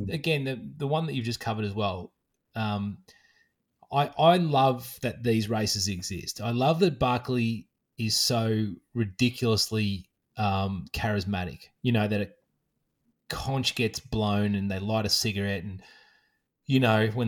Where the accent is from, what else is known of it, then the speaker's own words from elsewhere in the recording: Australia; another um, Aussie girl who ran across and did that as well, which I love. You know that there's one of my home state license plates hanging in some random forest